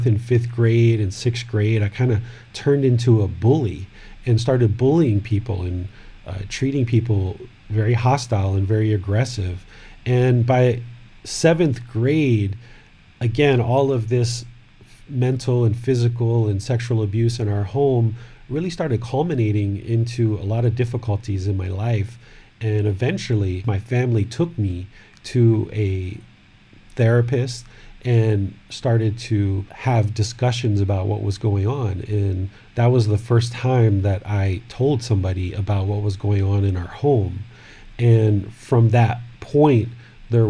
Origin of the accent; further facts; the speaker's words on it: Washington, District of Columbia, United States; moved away as an adult; also born or lived in Maryland; now in Chiang Mai, Thailand; I was born in 1974 in Washington, D.C.